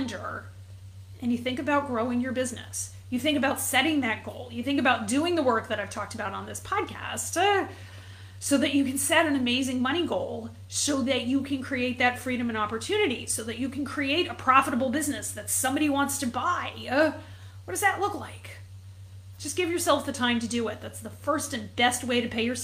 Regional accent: New England, United States; I grew up in New England

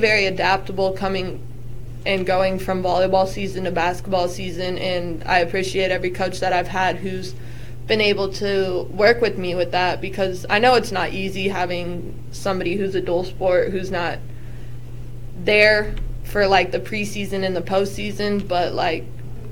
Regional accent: Gilbert, Arizona, United States; moved away as an adult; now in Kansas, United States; I'm from Gilbert, Arizona, so I'm not from Kansas

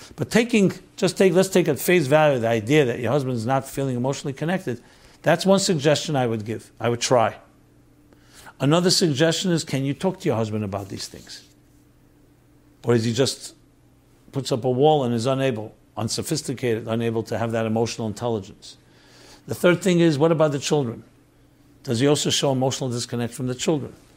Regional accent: New York City, New York, United States; I grew up on St. Mark's. St. Mark Street, and then later Sullivan Place

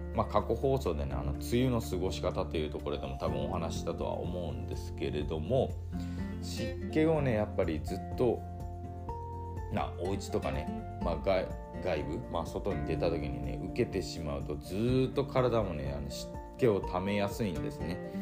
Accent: Nagasaki, Japan; moved away; 僕自身はあの長崎の出身でして、まあ、地元にいた時なんかね

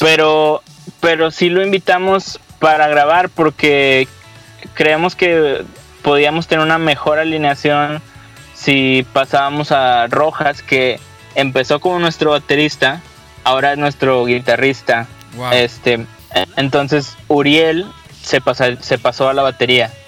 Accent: Monterrey, Nuevo León, Mexico; somos cinco chavos de Monterrey

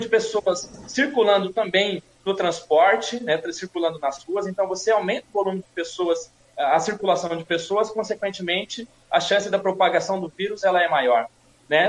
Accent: Suzano, São Paulo, Brazil; nasci e cresci em Suzano

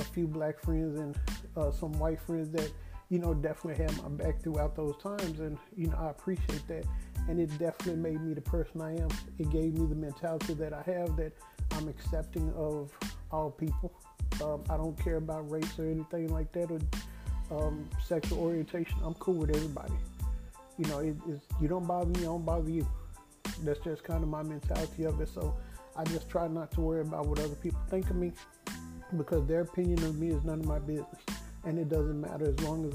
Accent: Dallas, Texas, United States; I've never been to Africa and I'm from Dallas.

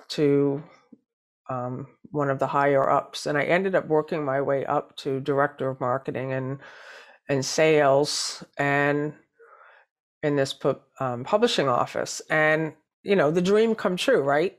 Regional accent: New Hampshire, United States; moved away as an adult; also born or lived in New York City; I grew up in New Hampshire

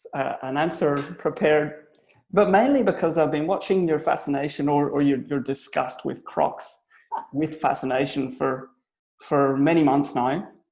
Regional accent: Belfast, Northern Ireland, United Kingdom; now in Australia; So I'm Irish. I'm from Belfast. I'm a Belfast boy. But I've been in Australia now for over 16 years, nearly 18 years now.

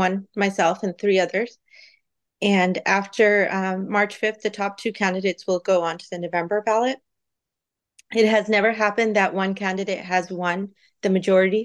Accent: San Jose, California, United States; I grew up in San Jose. And I worked in downtown San Jose as a child at a convenience store

